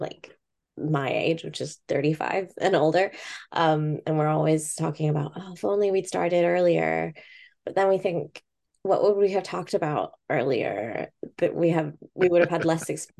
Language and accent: English; Bangkok, Thailand; moved away as an adult; also born or lived in Hong Kong (family) / Coventry; now in United Kingdom; I was born in Bangkok, and my family's from Hong Kong. Mm-hmm. So I lived in Bangkok until I was 18.